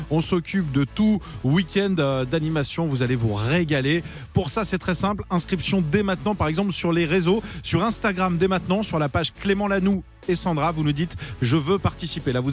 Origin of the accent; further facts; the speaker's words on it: near Bordeaux, Nouvelle-Aquitaine, France; Tu viens d'où euh, ne sais pas à côté de Bordeaux.